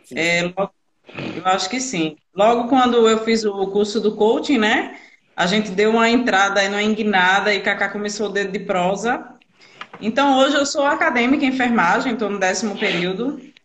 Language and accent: Portuguese; Brazil; Sou daqui de Tapsoma, todo mundo me conhece.